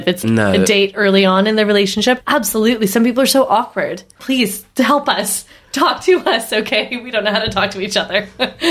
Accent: East Coast, Canada; I'm Canadian. The East Coast.

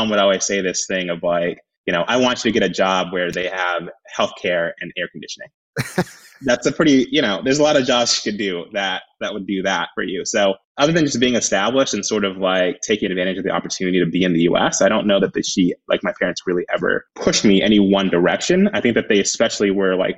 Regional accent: Happy Valley, Oregon, United States; also born or lived in Washington, District of Columbia, United States; I grew up in Happy Valley in Clackamas.

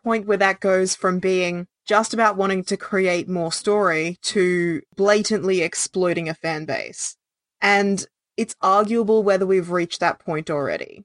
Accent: Australia; as an Australian person

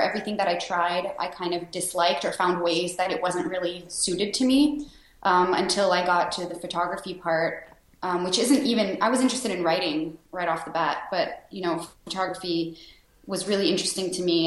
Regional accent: Sherbrooke, Quebec, Canada; My home city is Sherbrooke, Quebec. It's a small city about an hour and a half outside of Montreal. So that's where I was born and raised.

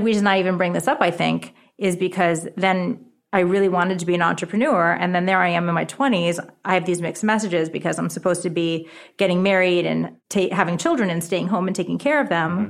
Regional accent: New York City, New York, United States; first language Japanese; English is a second language; also born or lived in Rye, New York / Japan; I'm actually from America

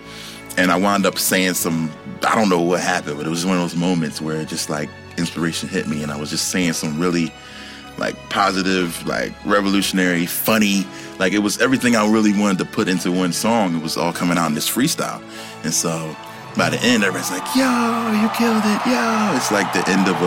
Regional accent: Philadelphia, Pennsylvania, United States; I'm from Philly

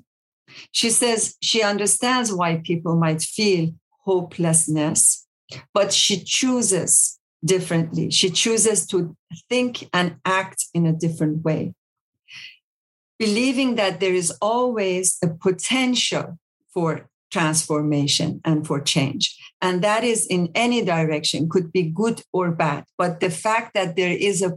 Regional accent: Iran; also born or lived in South Africa; now in Champaign-Urbana, United States; Iran, my home country

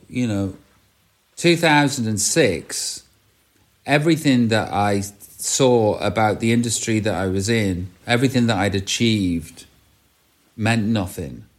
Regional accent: Stoke-on-Trent, West Midlands, United Kingdom; accent: Stoke; growing up in Staffordshire

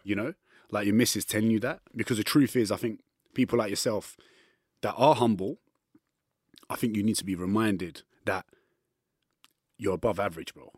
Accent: London, United Kingdom; I'm from East London

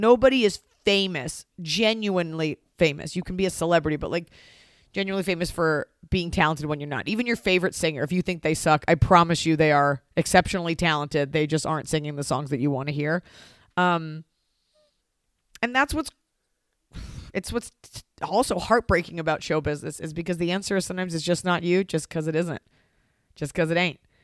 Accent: Texas, United States; now in Los Angeles, United States; my parents are New Yorkers and I am from Texas

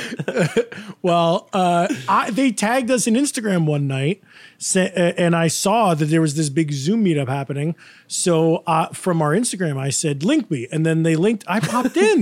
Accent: Woodstock, New York, United States; I'm from Woodstock

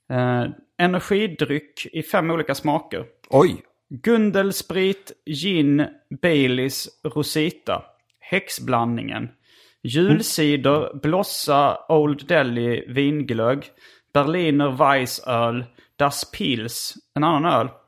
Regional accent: Lund, Skåne, Sweden; Men jag är född på Lunds BB. Mm. Eh, eh Lunds KK, hette det inte

